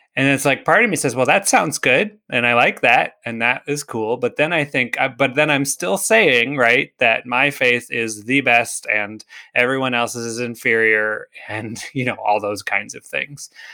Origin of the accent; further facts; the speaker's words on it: United States; I was born in the United States to Christian parents